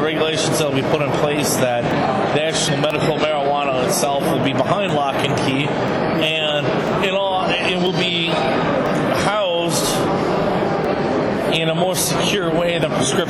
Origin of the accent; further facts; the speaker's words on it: Illinois, United States; I'm pretty much an Illinoisan my whole life.